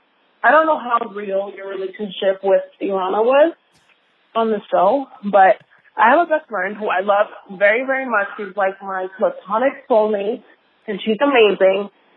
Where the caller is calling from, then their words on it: Las Vegas, Nevada, United States; I am calling you from Las Vegas.